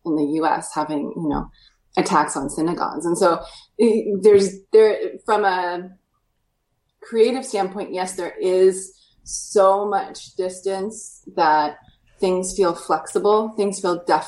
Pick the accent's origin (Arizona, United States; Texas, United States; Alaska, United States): Alaska, United States; I grew up in Alaska where, you know, there's nothing too old there.